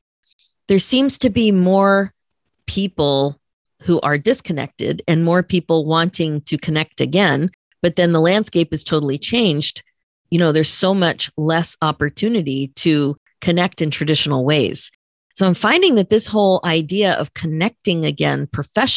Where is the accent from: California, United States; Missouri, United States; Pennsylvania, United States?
Pennsylvania, United States; now in Toronto, Canada; Where I grew up in Pennsylvania